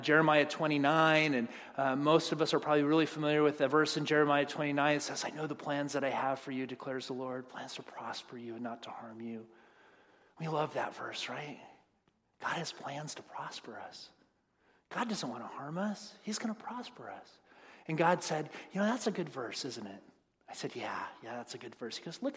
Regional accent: United States; we as American Christians

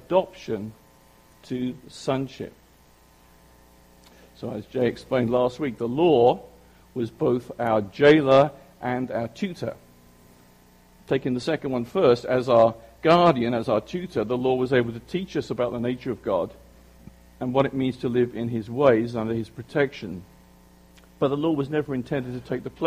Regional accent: United Kingdom; accent: British; now in South Jersey, United States; you know that I'm British

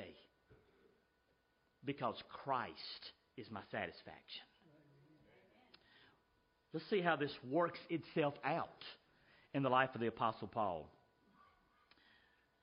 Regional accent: United States; I'm an American

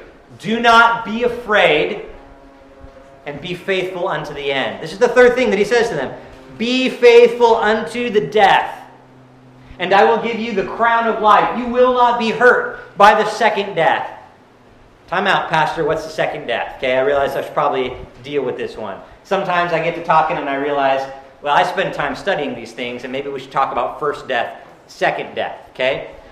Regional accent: United States; I have a hard time relating to this culturally as an American Christian.

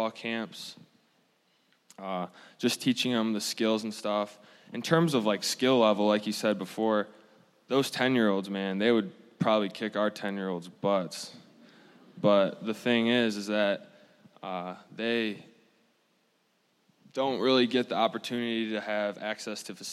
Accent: Zeeland, Michigan, United States; I'm from Zeeland, Michigan, from the other side of the state

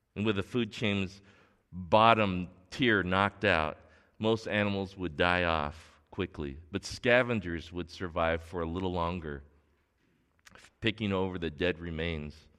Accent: Torrance, California, United States; grew up here in Torrance in the South Bay, and, and I grew up going to North High School.

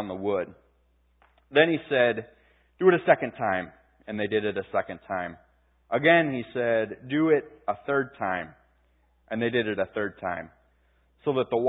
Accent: Pittsburgh, Pennsylvania, United States; my hometown, Pittsburgh Penguins

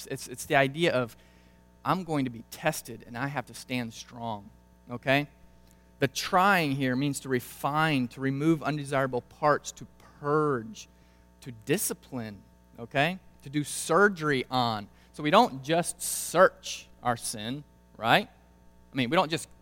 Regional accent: Brazil; moved away; Growing up in Brazil

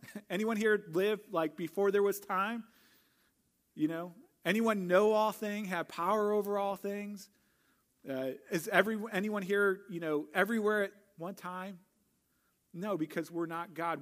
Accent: St. Louis, Missouri, United States; moved away as an adult; I grew up in Saint Louis

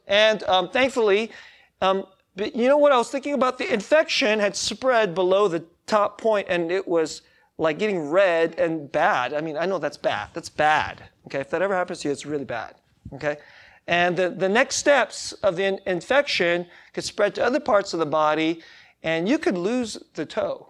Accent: United States; I'm American

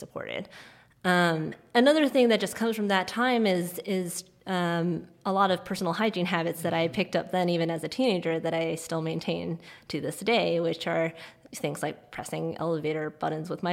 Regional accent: Hong Kong; now in New York, United States; I am from Hong Kong. My family is still there, most of them. And I grew up during the SARS outbreak. I was a teenager then. And then I came to the U.S.

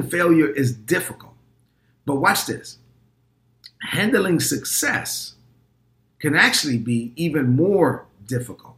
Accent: New York City, New York, United States; I'm a Dominican kid from Brooklyn. I'm proud to say that my mother came to this country in 1970 and I was born in 1972 and I grew up in East New York, Brooklyn

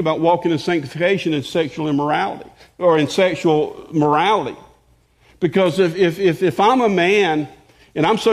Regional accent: the South, United States; I grew up in the South

